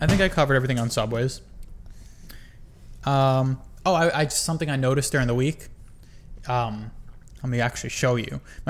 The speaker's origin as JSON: {"language": "English", "town": "Bronx", "region": "New York", "country": "United States", "said": "That's because we came from the Bronx."}